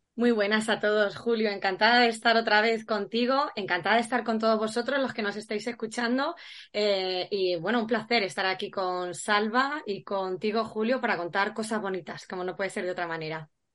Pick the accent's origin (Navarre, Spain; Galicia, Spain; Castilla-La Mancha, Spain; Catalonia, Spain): Castilla-La Mancha, Spain; Valdepeñas; es de mi tierra, es paisano